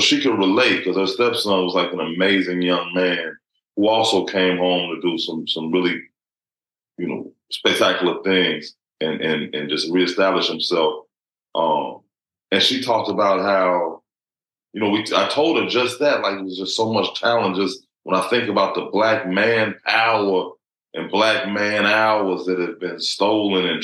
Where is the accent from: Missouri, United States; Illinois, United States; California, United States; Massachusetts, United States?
Illinois, United States; Chicago; on the south side of Chicago coming up